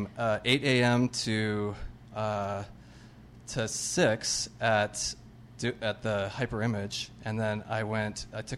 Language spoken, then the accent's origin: English; Arizona, United States; moved away as an adult; now in Los Angeles, United States; I'm from Arizona